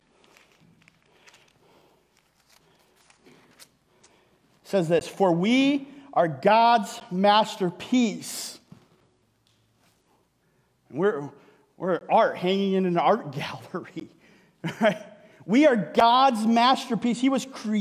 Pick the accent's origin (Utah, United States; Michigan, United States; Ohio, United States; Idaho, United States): Michigan, United States; moved away; I'm from Michigan. It's where I grew up.